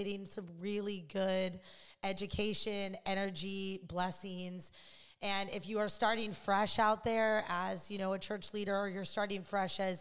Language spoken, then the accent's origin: English; Illinois, United States; now in Los Angeles, United States; I'm from Illinois